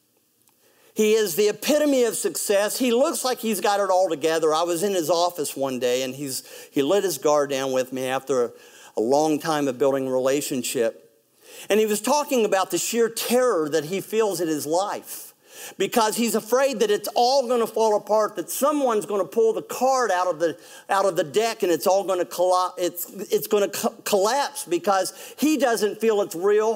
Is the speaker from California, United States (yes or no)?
no; West Virginia, United States; I'm from West Virginia